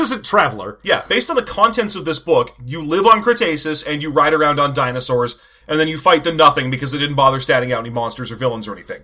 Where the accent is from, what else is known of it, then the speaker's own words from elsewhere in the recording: the South, United States; I'm from the South